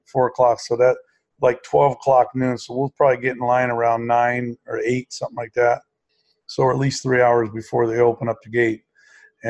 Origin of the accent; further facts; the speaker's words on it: Ashtabula, Ohio, United States; Ashtabula, which is my hometown